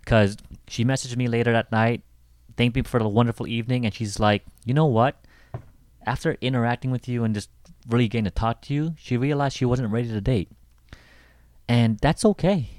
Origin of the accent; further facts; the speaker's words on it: Seattle, Washington, United States; I come from Seattle